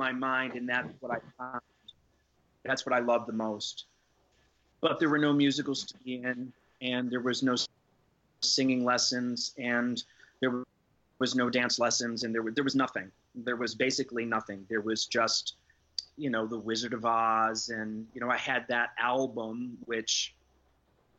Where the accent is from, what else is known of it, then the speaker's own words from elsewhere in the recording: Syracuse, New York, United States; moved away; growing up in Syracuse, New York. I grew up in a rural, moderately rural area